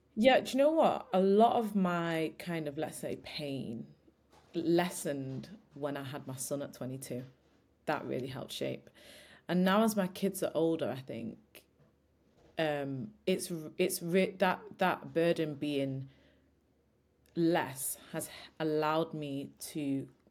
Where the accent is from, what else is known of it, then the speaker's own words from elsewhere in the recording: Old Trafford, North West England, United Kingdom; I grew up in Old Trafford